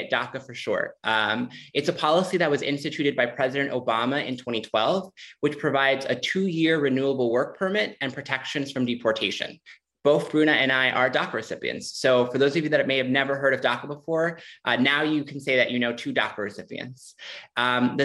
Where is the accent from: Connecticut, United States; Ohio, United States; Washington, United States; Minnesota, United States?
Minnesota, United States; Minneapolis; also born or lived in Mexico; I came to the U.S. from Mexico when I was just a few months old, and I grew up queer and undocumented in Minneapolis